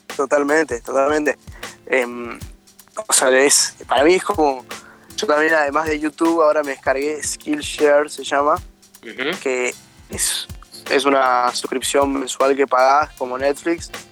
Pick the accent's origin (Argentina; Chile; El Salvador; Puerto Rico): Argentina; Bella Vista, Buenos Aires Province; Yo soy de Bellavista, de, que a 40 kilómetros de Buenos Aires